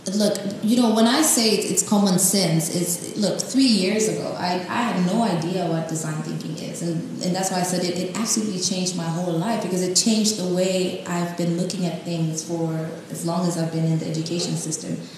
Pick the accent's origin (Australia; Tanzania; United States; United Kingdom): Tanzania; moved away as an adult; also born or lived in Cape Town, South Africa; now in South Africa; I'm from Tanzania. I came to South Africa a few years ago, um, four years ago, to start my master's in property studies at UCT